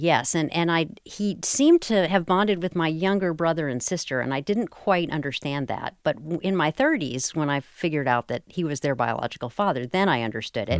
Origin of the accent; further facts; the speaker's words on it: Durham, North Carolina, United States; I grew up in Parkwood, a tiny little subdivision in southeastern Durham County